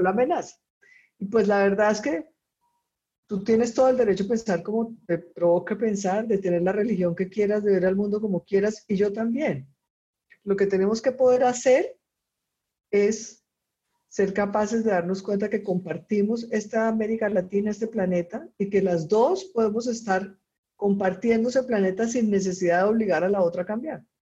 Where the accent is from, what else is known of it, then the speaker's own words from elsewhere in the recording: Colombia; also born or lived in Costa Rica; now in Chile; soy colombiana y vivo en Chile ahora, pero antes de vivir en Chile vivía en Costa Rica.